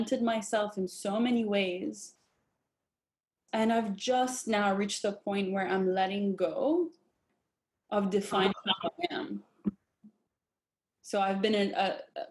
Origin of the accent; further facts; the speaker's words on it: Jordan; I grew up in Jordan, Palestinian background